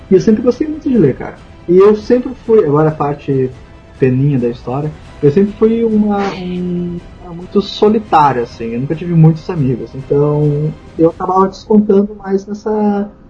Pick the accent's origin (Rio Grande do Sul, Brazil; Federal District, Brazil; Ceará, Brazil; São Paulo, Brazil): Rio Grande do Sul, Brazil; Pedro Osório; born there; now in Pelotas, Brazil; eu nasci em Pedro Osório, né? E pra quem não sabe, atualmente eu moro em Pelotas